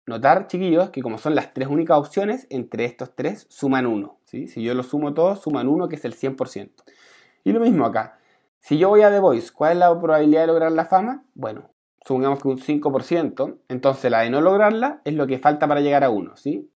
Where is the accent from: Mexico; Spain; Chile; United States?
Chile; Santiago, Santiago Metropolitan Region; moved away; yo me vine para mi tierra acá en, Santiago